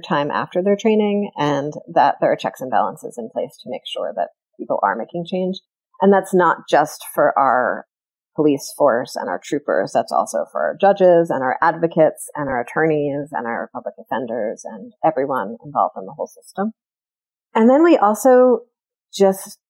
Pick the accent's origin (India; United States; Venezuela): United States; now in Vermont, United States; I grew up in the New York area